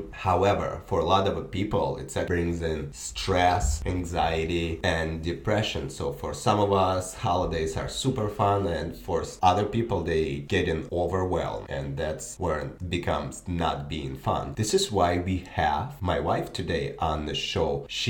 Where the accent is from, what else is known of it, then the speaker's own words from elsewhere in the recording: Belarus; now in United States; I'm from Belarus